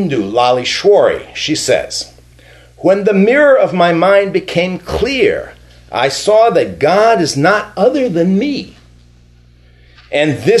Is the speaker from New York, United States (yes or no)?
yes; New York, United States; first language English; moved away; I grew up in New York, an Italian neighborhood with lots of Jews